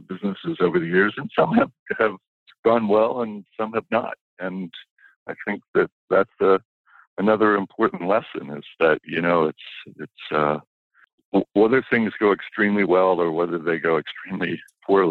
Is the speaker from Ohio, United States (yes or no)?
yes; Kettering, Ohio, United States; moved away as an adult; also born or lived in San Francisco; when I was a kid, I was growing up in Kettering, Ohio, outside of Dayton